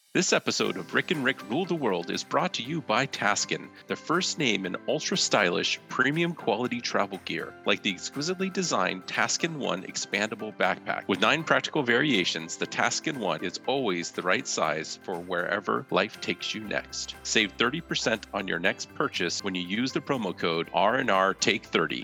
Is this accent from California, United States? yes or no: yes; Silicon Valley, California, United States; I'm from California, Silicon Valley